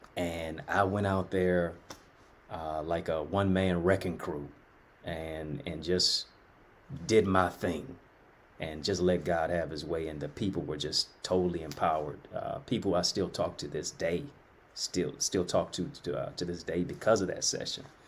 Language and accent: English; Detroit, Michigan, United States; I'm from Detroit